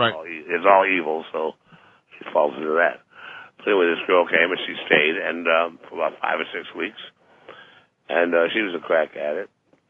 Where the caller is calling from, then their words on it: Los Angeles, California, United States; It's from Los Angeles.